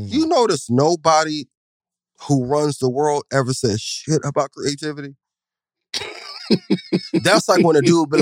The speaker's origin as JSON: {"language": "English", "region": "Midwest", "country": "United States", "said": "I'm from the Midwest"}